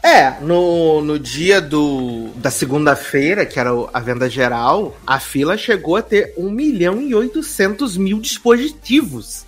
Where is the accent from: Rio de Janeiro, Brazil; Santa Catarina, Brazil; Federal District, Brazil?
Rio de Janeiro, Brazil; enquanto carioca